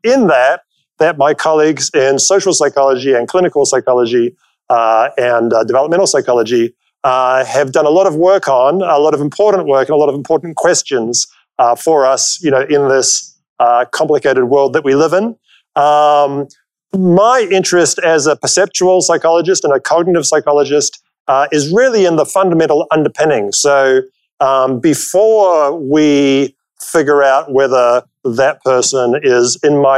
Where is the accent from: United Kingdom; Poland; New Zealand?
New Zealand; moved away; I'm originally from New Zealand